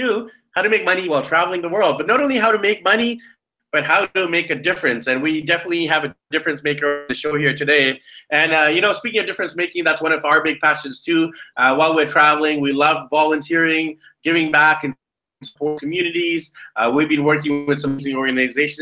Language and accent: English; Canada; now in Manila, Philippines; I'm from Canada